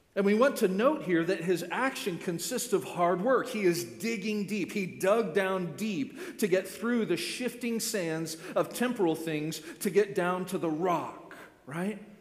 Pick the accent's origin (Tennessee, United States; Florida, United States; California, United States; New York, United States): Florida, United States; born and raised in Florida